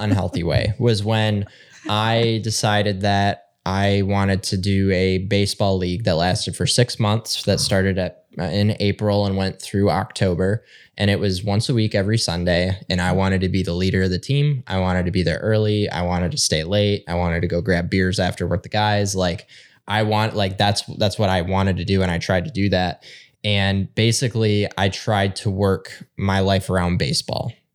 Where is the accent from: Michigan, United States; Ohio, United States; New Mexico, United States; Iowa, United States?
Michigan, United States; Northern; we're both from Northern Michigan